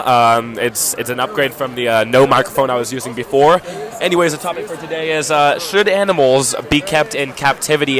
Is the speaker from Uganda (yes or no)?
no; South Africa; now in United States; I grew up in South Africa.